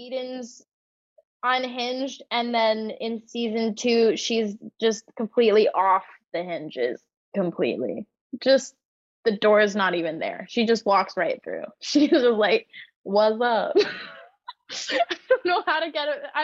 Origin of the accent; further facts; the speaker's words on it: Toronto, Ontario, Canada; they filmed it in my hometown